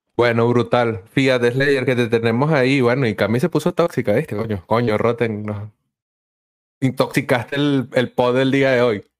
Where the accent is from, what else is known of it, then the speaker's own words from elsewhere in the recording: Venezuela; nosotros como venezolanos hemos vivido